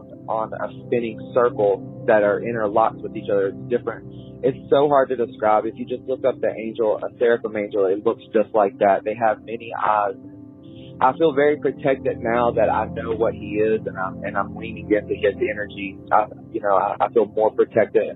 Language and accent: English; West Virginia, United States; I am from West Virginia